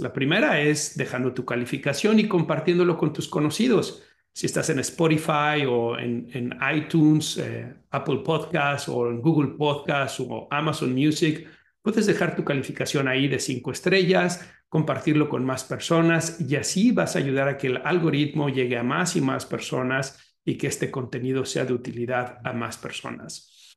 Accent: Mexico; now in United States; México es el país de donde yo soy originario y Estados Unidos, que es el país que me está en este momento, digamos, recibiendo, en donde yo estoy viviendo

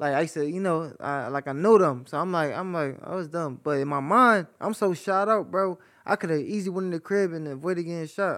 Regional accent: Philadelphia, Pennsylvania, United States; moved away as an adult; now in Atlanta, United States; I'm from North Philly

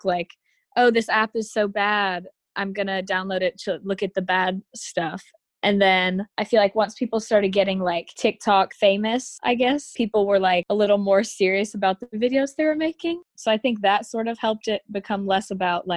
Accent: Huntsville, Alabama, United States; I'm from Huntsville, Alabama

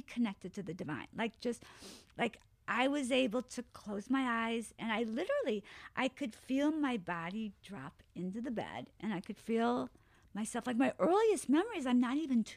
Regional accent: Alaska, United States; also born or lived in Wisconsin; I was born in Alaska.

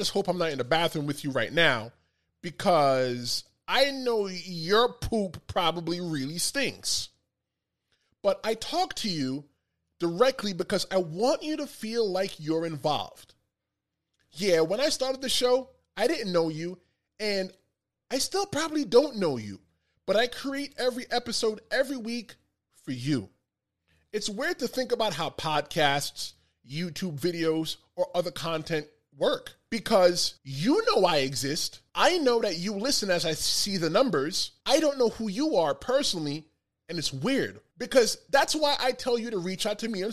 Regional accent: New York City, New York, United States; I grew up in the Bronx, surrounded by Dominicans, surrounded by Puerto Ricans

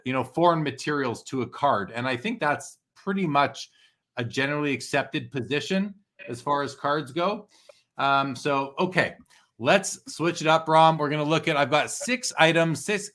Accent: Canada; I'm Canadian

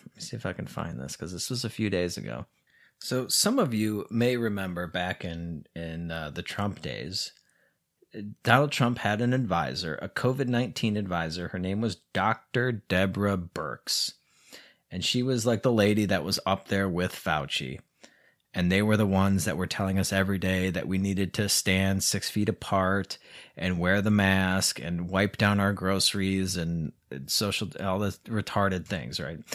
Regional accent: United States; now in Mexico; I'm American

